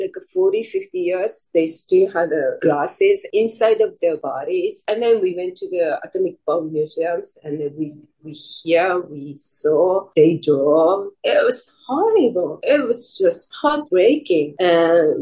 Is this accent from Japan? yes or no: yes; Hiroshima, Japan; now in United States; I was born in Hiroshima